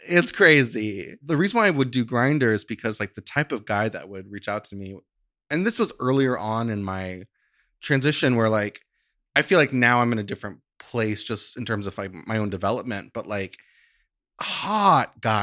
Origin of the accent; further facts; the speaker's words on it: Christian County, Kentucky, United States; moved away; I was born and raised in in Kentucky